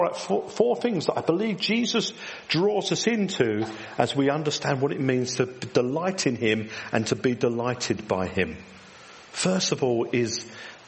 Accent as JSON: {"language": "English", "region": "England", "country": "United Kingdom", "said": "we're English"}